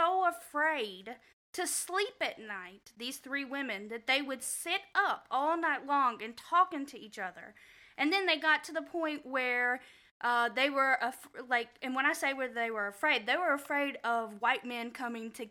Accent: Missouri, United States; I grew up in Missouri, and I grew up in a very conservative household

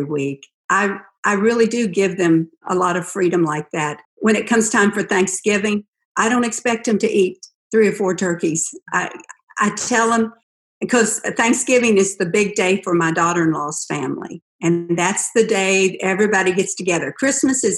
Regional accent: West Virginia, United States; I was raised in West Virginia on a dairy farm

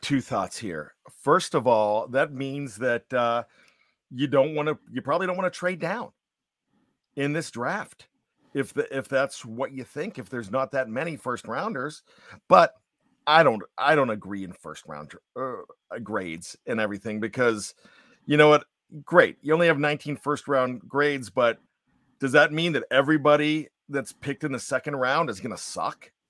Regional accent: Johnstown, Pennsylvania, United States; growing up in Johnstown, P

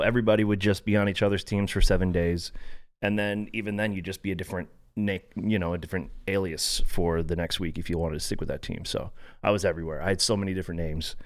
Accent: Florida, United States; also born or lived in San Diego, California; grew up in Florida, which was the furthest place away from the military

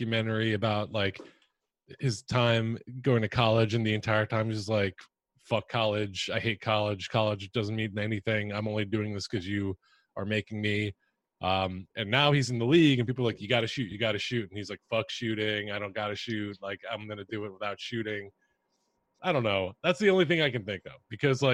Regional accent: Philadelphia, Pennsylvania, United States; I'm a Philly fan. I'm from Philly.

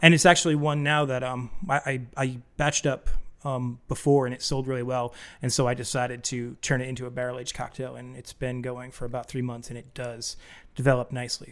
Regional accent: New England, United States; moved away; also born or lived in Boston, Massachusetts; I grew up in New England and I lived in the Boston area for a long time.

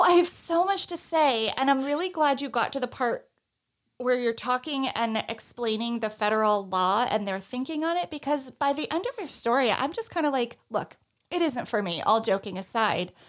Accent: Northeast, United States; I'm from the Northeast

